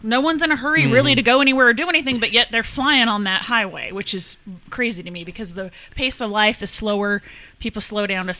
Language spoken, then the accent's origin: English; Chino, California, United States; moved away as an adult; also born or lived in Las Vegas, Nevada; now in Kentucky, United States; So I was born and raised in Chino. We would go in and out of LA as a kid, and it wasn't until I was about to move to Vegas, I was 25